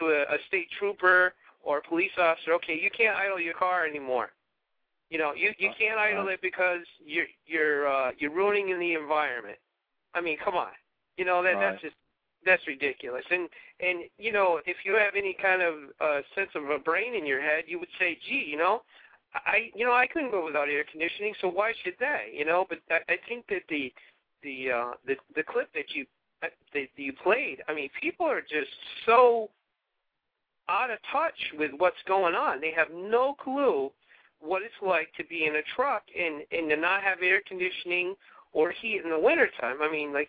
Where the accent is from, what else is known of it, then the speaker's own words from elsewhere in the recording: Massachusetts, United States; I'm from Massachusetts